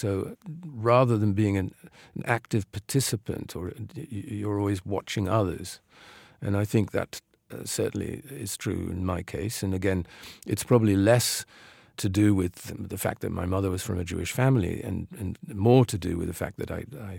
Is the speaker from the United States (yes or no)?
no; The Hague, South Holland, Netherlands; English is a second language; The idea that glamour is always somewhere else was more the effect of growing up in The Hague, which is, it's not a village, but it's a relatively provincial city.